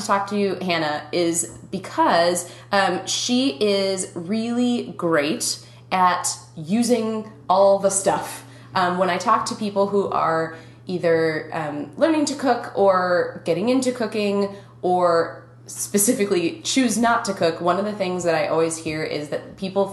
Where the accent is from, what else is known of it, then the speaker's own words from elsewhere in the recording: Minnesota, United States; accent: Minnesotan; my Minnesotan accent